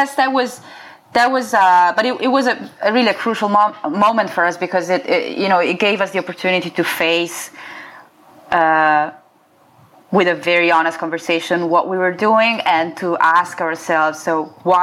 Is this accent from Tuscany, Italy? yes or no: yes; near Florence, Tuscany, Italy; moved away as an adult; also born or lived in Milan, Italy / San Francisco, United States; now in Los Angeles, United States; I grew up in Tuscany, in Italy, near Florence, in a small town in the countryside